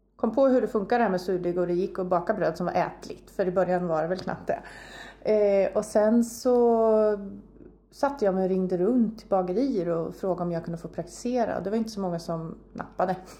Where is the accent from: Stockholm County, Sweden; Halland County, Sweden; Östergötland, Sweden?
Östergötland, Sweden; near Linköping; moved away as an adult; also born or lived in Uppsala; Jag är uppväxt en mil härifrån ungefär